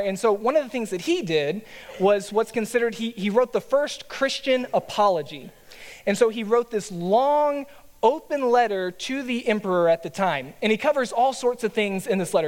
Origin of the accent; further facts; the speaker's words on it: Texas, United States; a Texan by nature